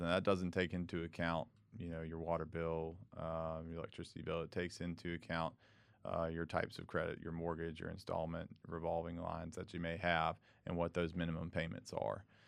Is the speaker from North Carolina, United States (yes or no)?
yes; Charlotte, North Carolina, United States; moved away as an adult; now in Greenville, United States; I grew up in Charlotte, so right down the road